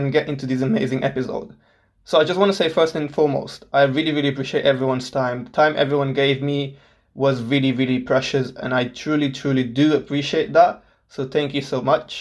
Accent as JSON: {"language": "English", "country": "Portugal", "tie": "born or raised there", "moved": "as an adult", "lives_now": "Solihull, United Kingdom", "said": "I was born and raised in Portugal my whole life."}